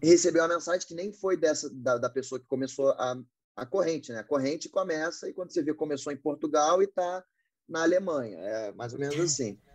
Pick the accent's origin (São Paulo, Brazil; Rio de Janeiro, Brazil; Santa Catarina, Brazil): Rio de Janeiro, Brazil; eu sou do Rio também